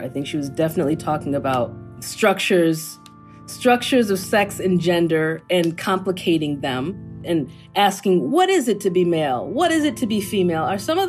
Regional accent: United States; for me, being Nigerian American, I think that I come at it with a point of view that I think suits the character.

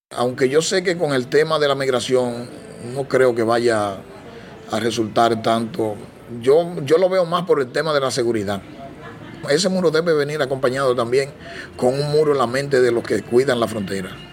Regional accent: Dominican Republic; nosotros mismos como dominicanos

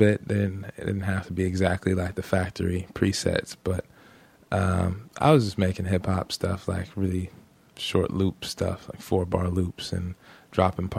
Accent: the Valley, Southern California, United States; I grew up in the Valley. Most of my time spent out there.

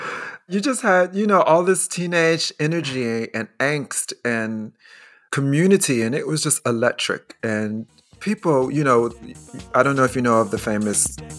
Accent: Chicago, Illinois, United States; I grew up in Chicago.

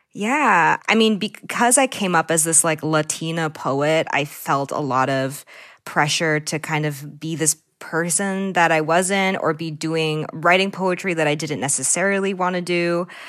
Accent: Newton, Massachusetts, United States; I grew up in the Lake of Newton, which is often called, like, the armpit of Newton.

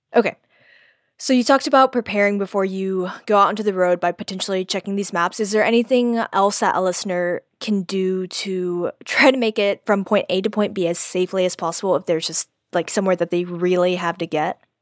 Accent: Houston, Texas, United States; I'm from Texas, grew up in Houston

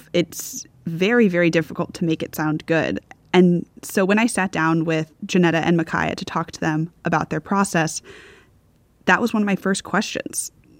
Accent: Virginia, United States; I'm from Virginia

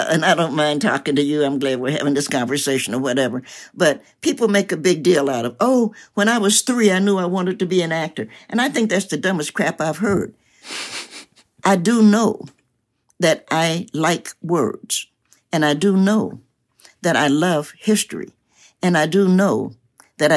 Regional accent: Knoxville, Tennessee, United States; also born or lived in Cincinnati, Ohio; I was born in Knoxville, as I mentioned, and my family moved to Cincinnati before I moved back to Knoxville

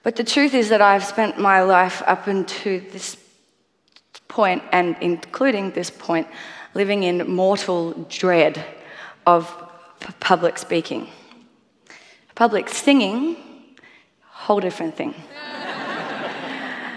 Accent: Australia; I am a musician from Australia.

